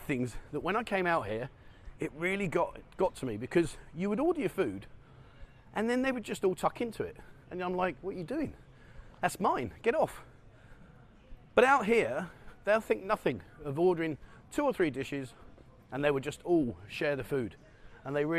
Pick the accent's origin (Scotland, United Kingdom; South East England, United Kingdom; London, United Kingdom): London, United Kingdom; moved away as an adult; now in Pattaya, Thailand; I find myself being more Thai than I was being a Londoner